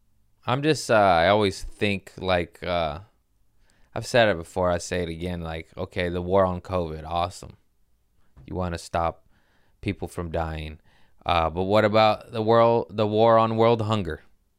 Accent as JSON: {"language": "English", "country": "United States", "said": "I'm American."}